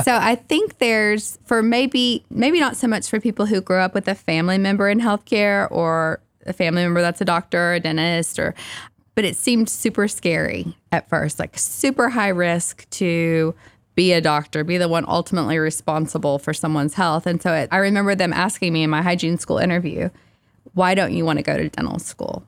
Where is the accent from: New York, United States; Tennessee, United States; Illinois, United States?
Tennessee, United States; Kingston; also born or lived in Knoxville, Tennessee; I grew up in Kingston, Tennessee, so not too far down the road.